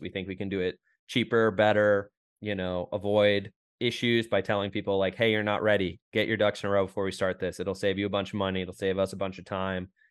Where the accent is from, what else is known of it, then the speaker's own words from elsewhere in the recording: Rochester, New York, United States; moved away as an adult; now in Austin, United States; I'm from Rochester, New York, Western New York